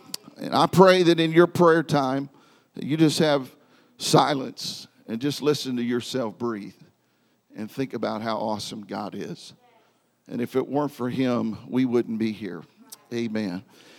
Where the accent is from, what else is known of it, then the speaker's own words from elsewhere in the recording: Independence, Missouri, United States; But I was born in Independence, Missouri. My father pastored in Kansas City, and so my first years of life were spent here in this area.